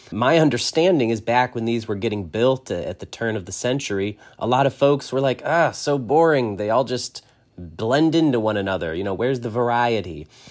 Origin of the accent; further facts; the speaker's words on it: New York, United States; being a New Yorker